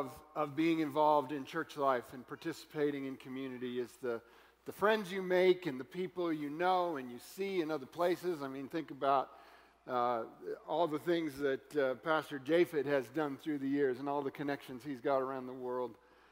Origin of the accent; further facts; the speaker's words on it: Florida, United States; But since we're from Florida, I guess anything like this is a little crazy.